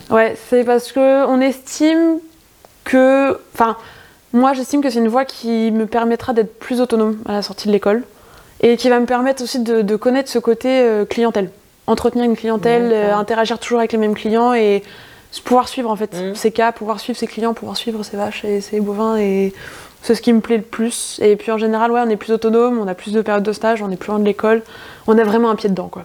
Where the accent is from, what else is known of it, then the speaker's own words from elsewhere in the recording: Touraine, north of Indre-et-Loire, near Bourgueil, Centre-Val de Loire, France; Touraine, euh, nord de l'Indre-et-Loire. Euh, concrètement, je suis à 10 minutes au-dessus de Bourgueil